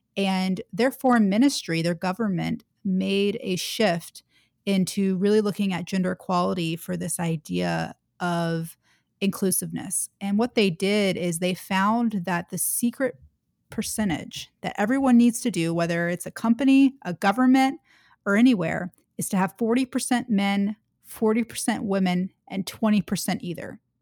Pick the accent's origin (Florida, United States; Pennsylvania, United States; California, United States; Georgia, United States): Georgia, United States; Atlanta; moved away as an adult; also born or lived in Washington, D.C.; I grew up in Atlanta, Georgia, in the South